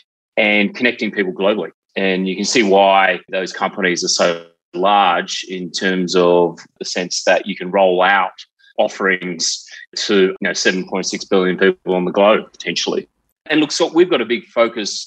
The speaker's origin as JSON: {"language": "English", "region": "South Australia", "country": "Australia", "tie": "born or raised there", "said": "I grew up in South Australia in a place called Selex Beach"}